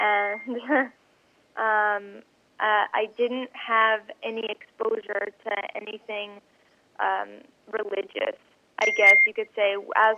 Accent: Los Angeles, California, United States; So I grew up in Los Angeles, and Hollywood

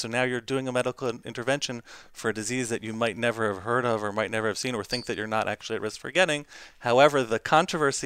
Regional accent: Baltimore, Maryland, United States; I'm from Baltimore, Maryland.

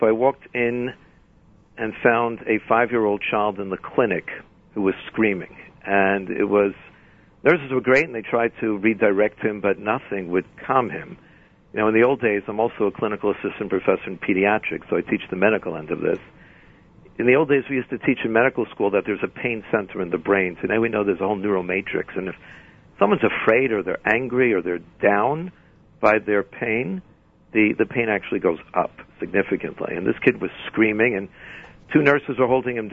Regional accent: New York City, New York, United States; moved away as an adult; also born or lived in Southfield, Michigan; growing up in the Bronx

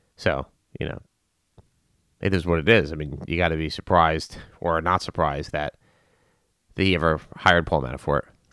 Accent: United States; as an American, or at least this American

